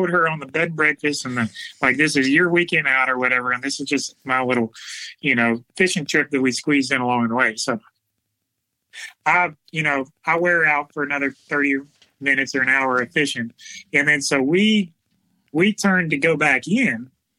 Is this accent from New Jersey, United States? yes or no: no; Alabama, United States; We came from South Alabama where there is alligators everywhere